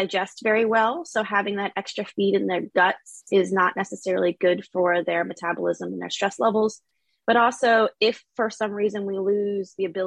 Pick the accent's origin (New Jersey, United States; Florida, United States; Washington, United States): Florida, United States; also born or lived in Australia / Maine; I'm from Florida, so I wanted to come back home